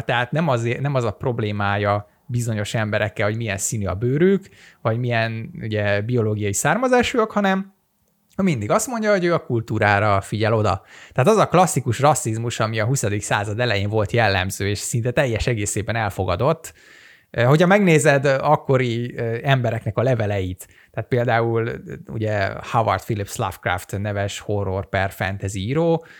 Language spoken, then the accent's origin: Hungarian; Hungary